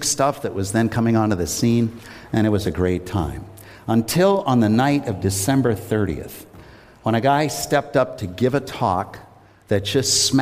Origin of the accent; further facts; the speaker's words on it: Worcester, Massachusetts, United States; I grew up in Worcester, and I'm now living in the house that I lived